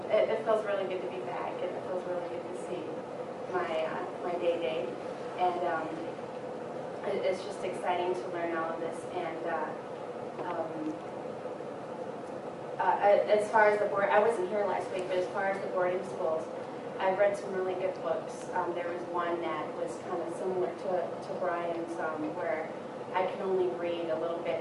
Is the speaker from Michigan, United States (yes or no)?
yes; near Harbor Springs, Petoskey, Michigan, United States; moved away; also born or lived in Lac Courte Oreilles, Wisconsin; I'm actually from Michigan. I'm from Odawa, up near Harbor Springs, Petoskey, and I used to live here about 12 years ago.